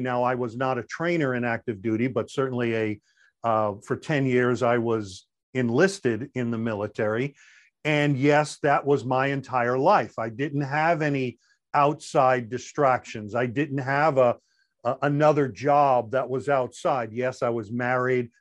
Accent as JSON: {"language": "English", "area": "Long Island", "region": "New York", "country": "United States", "accent": "New York", "moved": "as an adult", "said": "I am originally from Long Island, New York, You may even hear some of that New York coming out"}